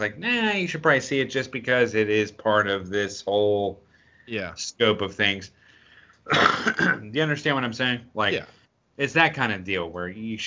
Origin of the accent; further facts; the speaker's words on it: Travis, California, United States; I was born in California at Travis